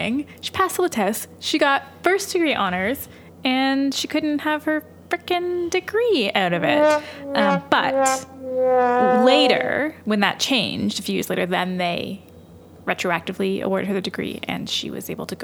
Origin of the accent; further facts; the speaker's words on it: Canada; we are Canadian